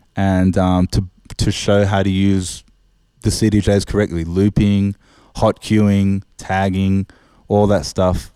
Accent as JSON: {"language": "English", "town": "Sydney", "region": "New South Wales", "country": "Australia", "said": "I'm from Oz, uh, I'm from Sydney."}